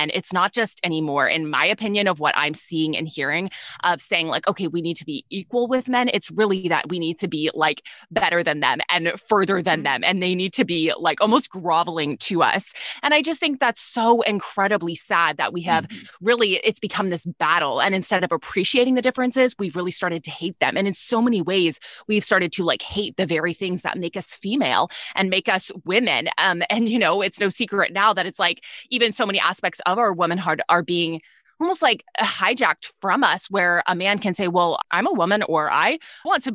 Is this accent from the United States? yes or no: yes; Texas, United States; I'm from Texas